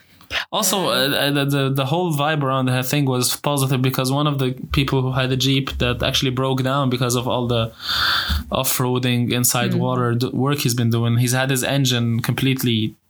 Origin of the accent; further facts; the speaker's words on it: Alexandria Governorate, Egypt; I'm from Alexandria